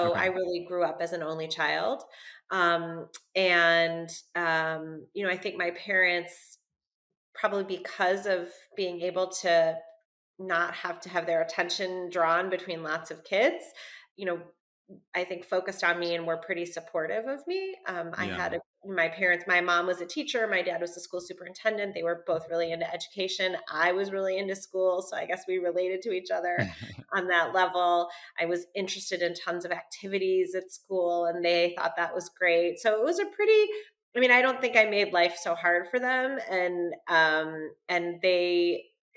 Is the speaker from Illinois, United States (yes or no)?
yes; Highland Park, Illinois, United States; I grew up actually in Highland Park and lived away for a little while and have been back in Chicagoland